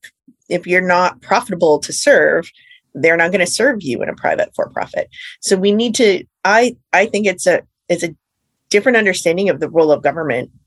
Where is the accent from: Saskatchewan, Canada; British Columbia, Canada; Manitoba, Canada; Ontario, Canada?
Saskatchewan, Canada; I grew up in Saskatchewan